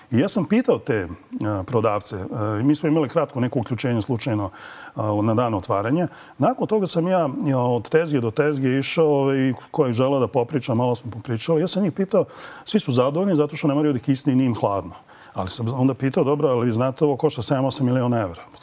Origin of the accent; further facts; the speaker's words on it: Belgrade, Serbia; kod nas na Rakovici, mi iz Rakovice